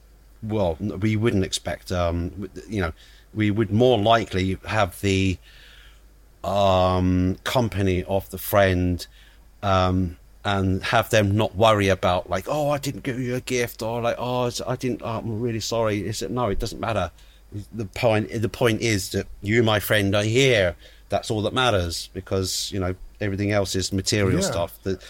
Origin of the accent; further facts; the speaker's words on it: London, United Kingdom; born there; even though I was born living in London, and I couldn't.